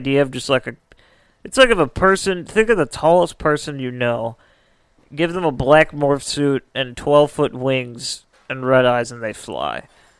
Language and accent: English; Midwest, United States; Maybe it's because we're from the Midwest